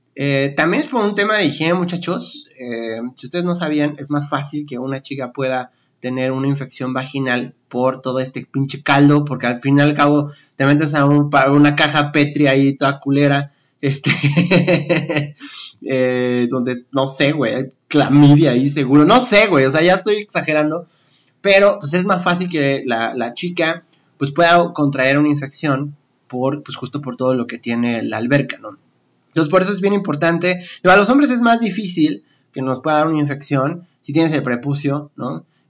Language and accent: Spanish; Mexico City, Mexico; En la Ciudad de México tenemos, creo que la playa más cercana como a 5 o 6 horas